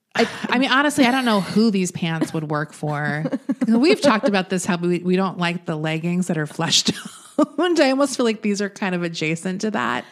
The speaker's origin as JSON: {"language": "English", "region": "Florida", "country": "United States", "moved": "yes", "said": "I'm from Florida"}